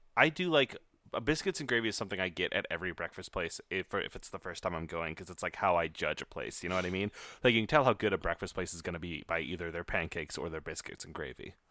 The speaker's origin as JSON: {"language": "English", "region": "Iowa", "country": "United States", "tie": "born or raised there", "said": "I was raised in Iowa"}